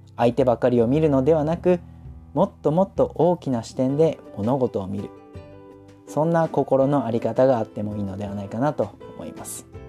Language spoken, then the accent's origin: Japanese; Hokkaido, Japan; now in Saitama, Japan; 私実は今は埼玉にいますけれども、あの、雪国北海道出身なので